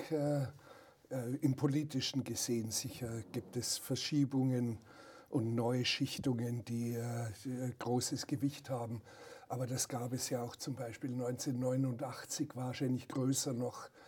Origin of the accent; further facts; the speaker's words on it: Bavaria, Germany; Die Bauern auf dem Dorf, wo ich aufgewachsen bin in Oberbayern, die haben noch mit der Sense das äh, Gras gemäht